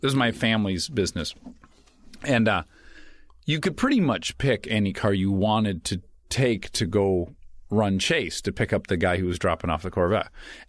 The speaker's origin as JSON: {"language": "English", "town": "Detroit", "region": "Michigan", "country": "United States", "moved": "yes", "said": "I'm from Detroit."}